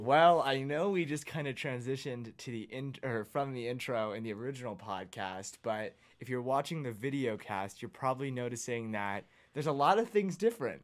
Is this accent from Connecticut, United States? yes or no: no; Phoenix, Arizona, United States; moved away as an adult; now in Spokane, United States; I'm from Phoenix, Arizona